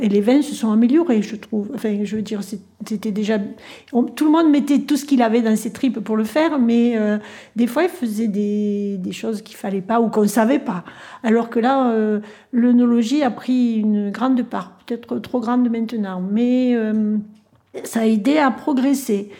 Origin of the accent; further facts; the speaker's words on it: Cairanne, Provence-Alpes-Côte d'Azur, France; je suis native de Kéran